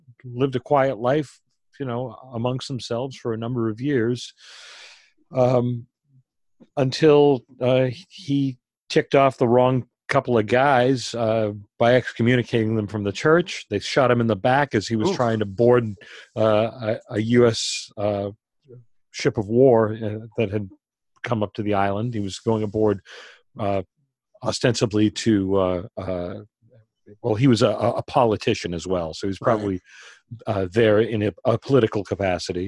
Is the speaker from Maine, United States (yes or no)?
yes; Maine, United States; growing up in Maine, I know about island life a little bit